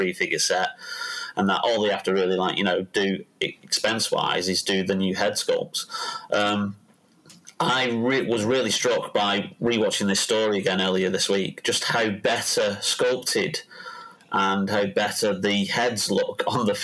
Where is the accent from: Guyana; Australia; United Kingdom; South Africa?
United Kingdom; I'm British